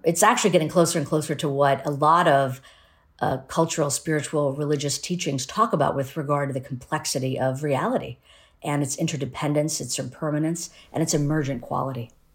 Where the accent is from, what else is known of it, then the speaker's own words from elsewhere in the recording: United States; also born or lived in Ahmedabad, India; pacifism and, and spirituality are sort of the, the foundation for my family life and, and even raised in, in the United States.